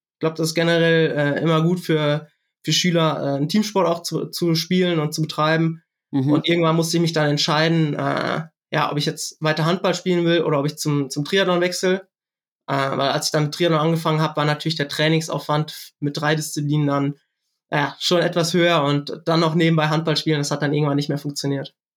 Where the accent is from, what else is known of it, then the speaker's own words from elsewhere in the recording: Siegerland, North Rhine-Westphalia, Germany; ich komme aus dem Siegerland